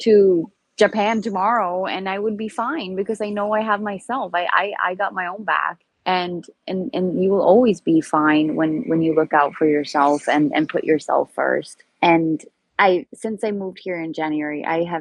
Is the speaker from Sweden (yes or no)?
yes; Sweden; moved away; From Sweden. So I'm very far away from home.